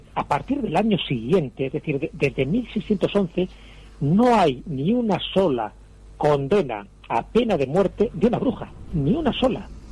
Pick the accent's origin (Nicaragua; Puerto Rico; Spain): Spain